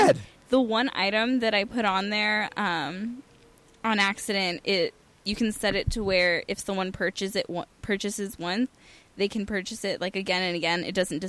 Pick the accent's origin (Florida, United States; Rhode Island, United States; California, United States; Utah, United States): California, United States; San Fernando Valley; I grew up in Porn Valley. Okay. San Fernando.